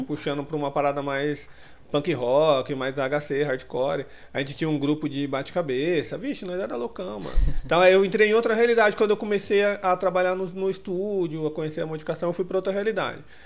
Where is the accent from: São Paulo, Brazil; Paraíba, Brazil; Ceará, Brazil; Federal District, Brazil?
São Paulo, Brazil; Ferraz de Vasconcelos / Suzano area; now in São Paulo, Brazil; lá da minha cidade, né? Era os carinhas de lá, o, a, a, os dois estúdios de Ferraz e o de, e o de Suzano.